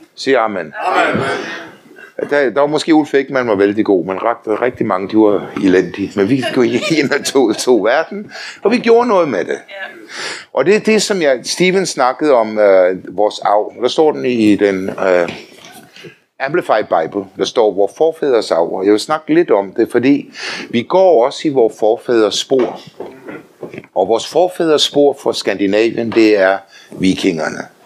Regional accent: Denmark; also born or lived in Faroe Islands (ancestry); Så er jeg også dansker

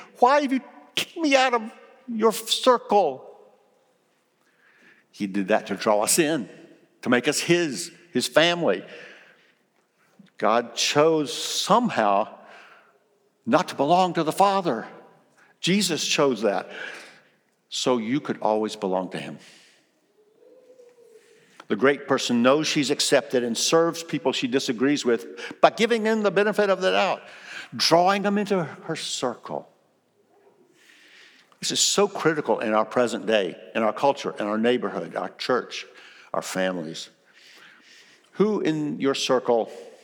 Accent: South Carolina, United States; also born or lived in Kosciusko, Mississippi; in South Carolina, where I was raised

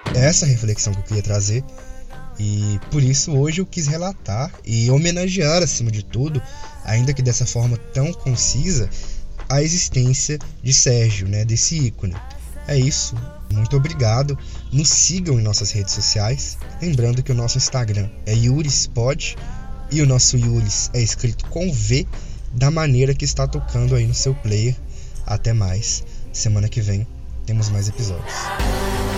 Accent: Brazil; nós, brasileiros

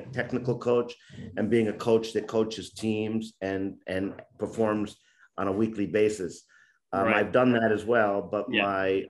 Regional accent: upstate New York, United States; also born or lived in Bronx, New York City; I was born in the Bronx in New York City, and moved upstate New York. My dad was in law enforcement, became a police chief in a rural area in upstate New York.

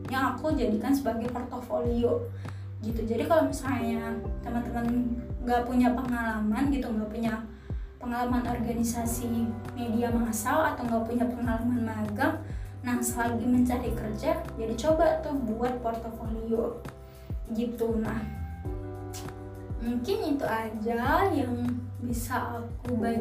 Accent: Medan, North Sumatra, Indonesia; oh karena aku dari Medan kan ya, jadi mereka nanya nanti kalau misal kamu beneran keterima uh, kerja di Jakarta kamu tuh mau tinggalnya di mana gitu

